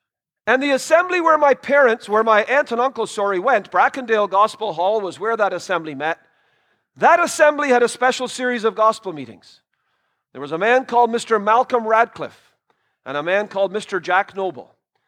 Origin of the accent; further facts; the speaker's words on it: Trinidad & Tobago; born there; But I was born in Trinidad. My parents were missionaries there.